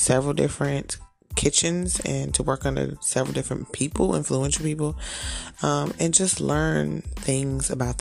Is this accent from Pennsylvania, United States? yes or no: no; Fayetteville, North Carolina, United States; I am originally from Fayetteville, North Carolina, born and raised